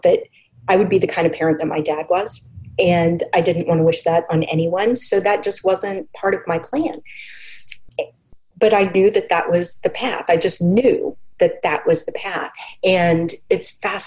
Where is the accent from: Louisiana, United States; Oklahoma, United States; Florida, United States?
Oklahoma, United States; I came back to Oklahoma after college, and I'd been going, before I went to college, I'd been going to an Episcopal church in my hometown